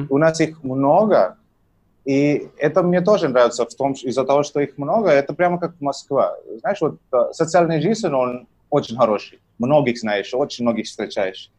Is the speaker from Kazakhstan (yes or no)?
no; Tamil Nadu, India; first language Tamil; Russian is a second language; also born or lived in Russia; Я из Индии, город, но я живу в двух городах, а, либо в Ченнай, либо в Мадурае. Угу. Вот. Это Южная Индия, штат называется Тамильнаду